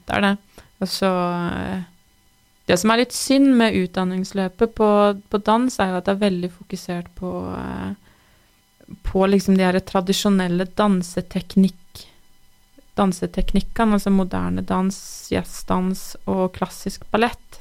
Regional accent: Tynset, Innlandet, Norway; jeg eh, er født og oppvokst på Tynset

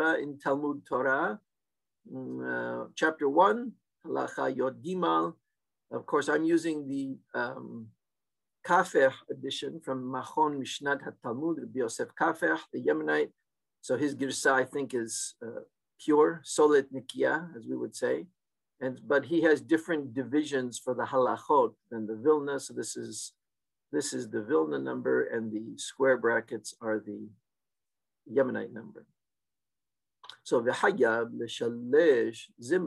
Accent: Seattle, Washington, United States; the Turkish synagogue I grew up in Seattle in the 1960s and early 70s

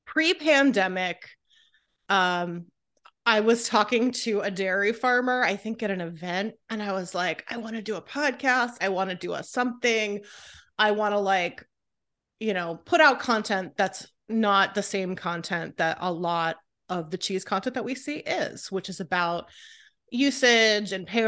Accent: California, United States; I love Trader Joe's since I was a kid. I grew up in California.

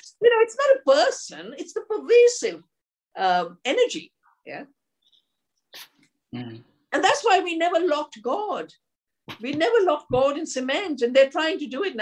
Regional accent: Dehradun, Uttarakhand, India; I'm from Dehradun, a beautiful part of the Himalaya. And when I was growing up and my parents were very spiritual

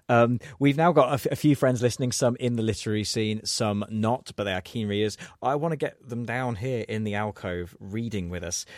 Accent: England, United Kingdom; we say as English people

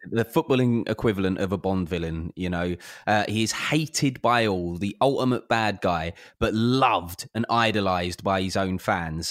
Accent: London, United Kingdom; I grew up in South London

